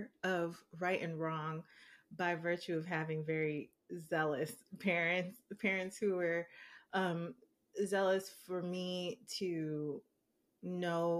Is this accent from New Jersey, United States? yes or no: no; New York City, New York, United States; I'm black and I grew up in the Bronx